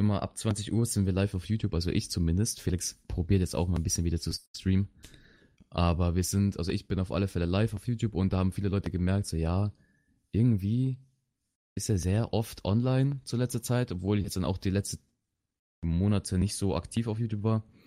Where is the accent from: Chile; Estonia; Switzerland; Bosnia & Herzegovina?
Chile; also born or lived in Bavaria; now in Germany; ich komme aus Südamerika, wenn man das so sagen möchte. aus Chile